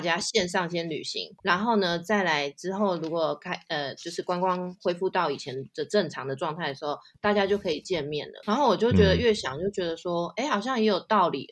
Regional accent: Taipei, Taiwan; moved away as an adult; now in London, United Kingdom; 就是我是台湾人，然后我是来自台北综合，那我现在就是在伦敦定居，就是就嫁给英国人

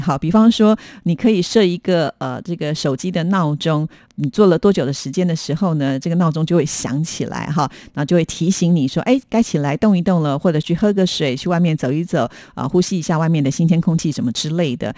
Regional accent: Taiwan; 我们有亲戚从国外来到台湾

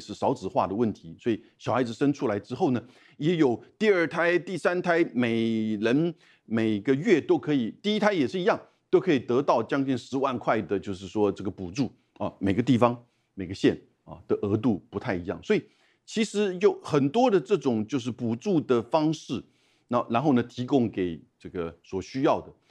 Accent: Taiwan; 我们台湾人的大量的这种捐款

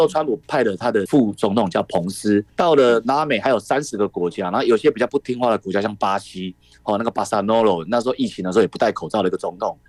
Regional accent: Taiwan; 我们台湾人来看，他就是一个外敌

